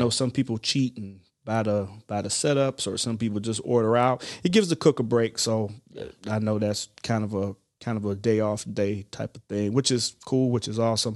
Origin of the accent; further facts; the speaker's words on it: Ohio, United States; moved away as an adult; I'm originally from Ohio